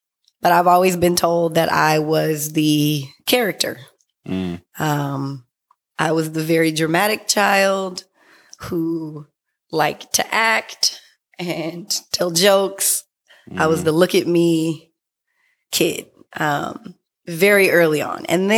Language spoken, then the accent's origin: English; San Francisco, California, United States; also born or lived in San Diego; I was born in San Diego. I didn't spend very much time there. Mm-hmm. So I was definitely raised in San Francisco.